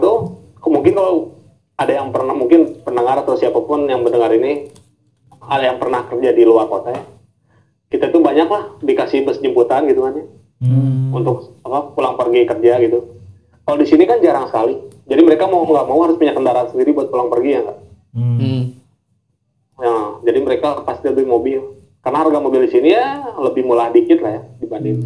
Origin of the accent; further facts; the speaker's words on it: Indonesia; moved away as an adult; now in Japan; dari Indonesia kata saya dari Indonesia